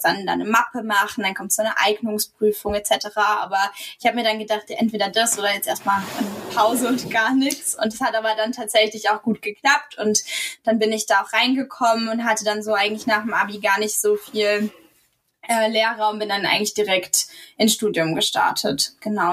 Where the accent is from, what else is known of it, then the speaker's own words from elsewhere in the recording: Rhineland-Palatinate, Germany; moved away as an adult; also born or lived in Mannheim / Wiesbaden; wir zurück in die Pfalz ziehen möchten. Ähm, also meine Heimat, da leben meine Eltern auch